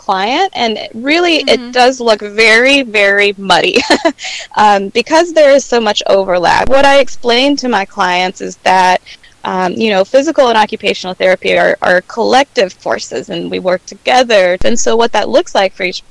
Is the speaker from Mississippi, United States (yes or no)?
yes; Meridian, Mississippi, United States; I was working as a tech at my hometown, Meridian, Mississippi